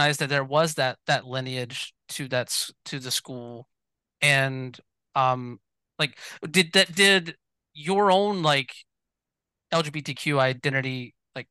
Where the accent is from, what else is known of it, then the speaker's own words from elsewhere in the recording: Georgia, United States; moved away as an adult; also born or lived in Atlanta, Georgia; now in West Coast, United States; born and raised in Georgia and like living in Atlanta